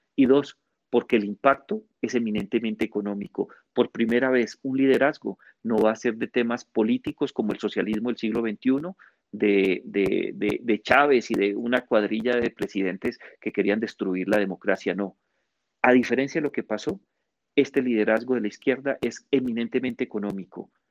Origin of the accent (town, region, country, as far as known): Colombia